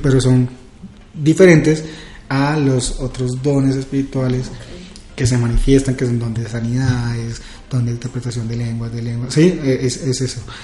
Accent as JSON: {"language": "Spanish", "town": "Villavicencio", "region": "Meta", "country": "Colombia", "moved": "yes", "lives_now": "Bogotá, Colombia", "said": "soy de Villavicencio"}